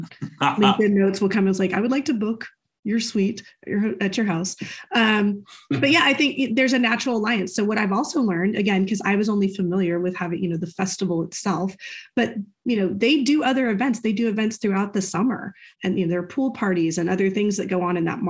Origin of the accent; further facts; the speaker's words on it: United States; I'm an American